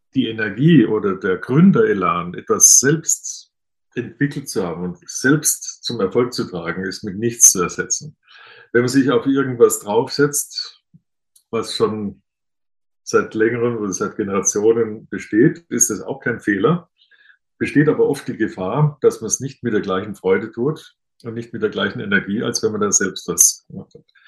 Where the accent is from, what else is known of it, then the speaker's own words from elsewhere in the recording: Bad Mergentheim, Baden-Württemberg, Germany; Als gebürtiger Baden-Württemberger aus einem Ort, Bad Mergentheim, durch den die württembergische und badische Grenze mitten durchläuft